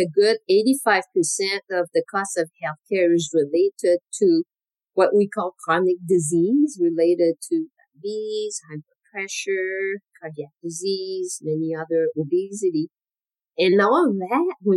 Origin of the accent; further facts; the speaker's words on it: Quebec, Canada; moved away as an adult; now in United States; I'm originally from Canada, from Quebec.